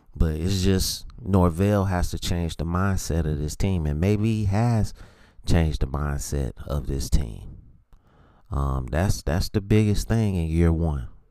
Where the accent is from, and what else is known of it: United States